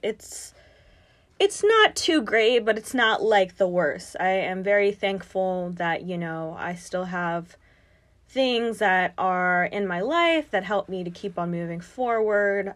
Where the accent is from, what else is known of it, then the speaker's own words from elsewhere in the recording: North Carolina, United States; moved away as an adult; also born or lived in Brooklyn, New York; now in New York City, United States; we moved to North Carolina, and that's where I went to pretty much, like, all of my schooling